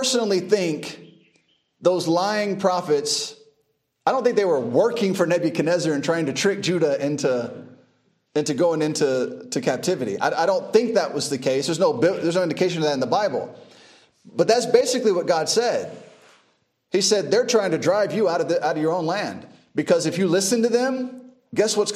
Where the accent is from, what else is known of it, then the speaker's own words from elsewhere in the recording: United States; now in Uganda; I was just born there